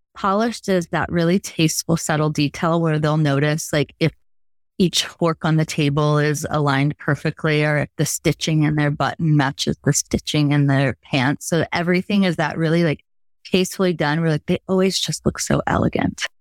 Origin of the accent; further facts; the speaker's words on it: Logansport, Indiana, United States; moved away as an adult; also born or lived in New York City / Chicago; I'm a Midwest girl, born and raised in Logansport, Indiana